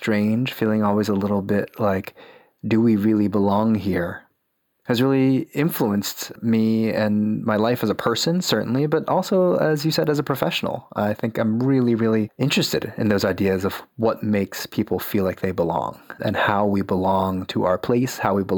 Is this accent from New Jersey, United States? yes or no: yes; the Jersey suburbs, New Jersey, United States; I grew up in the Jersey suburbs, the child of immigrants from China.